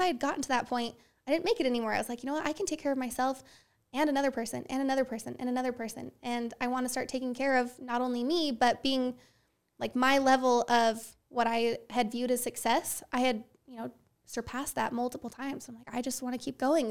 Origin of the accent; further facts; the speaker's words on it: Herriman, Utah, United States; I was born and raised in Utah. Yep, I've lived here my whole life. Uh, grew up in Rose Canyon, up in Harriman